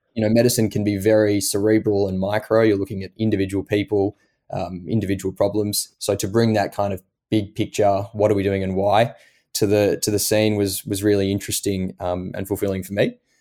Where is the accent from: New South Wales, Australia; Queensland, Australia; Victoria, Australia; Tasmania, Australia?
Victoria, Australia; Melbourne; moved away as an adult; now in Boston, United States; being Australian